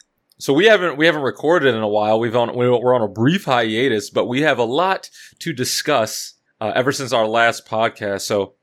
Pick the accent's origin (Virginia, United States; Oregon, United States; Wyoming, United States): Virginia, United States; I'm from Virginia